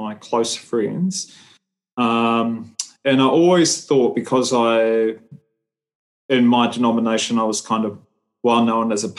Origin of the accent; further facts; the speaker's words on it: New Zealand; I'm Samoan. I was born and raised in New Zealand